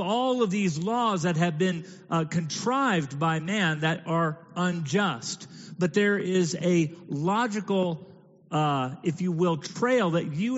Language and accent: English; Georgia, United States; it's still Georgia